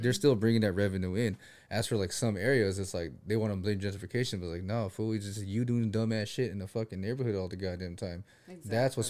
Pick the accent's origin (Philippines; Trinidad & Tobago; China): Philippines; Yeah, I'm Filipino.